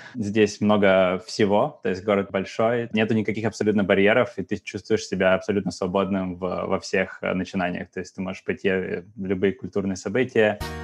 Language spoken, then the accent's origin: Russian; Yekaterinburg, Sverdlovsk Oblast, Russia; moved away as an adult; also born or lived in Saint Petersburg / Germany; Я из Екатеринбурга